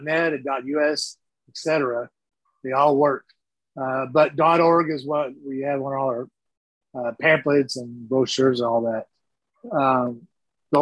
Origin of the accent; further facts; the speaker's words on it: Texas, United States; I'm a Texan first, always